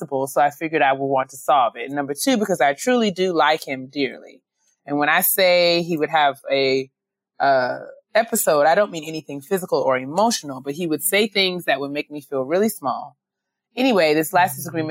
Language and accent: English; White Plains, New York, United States; I grew up in White Plains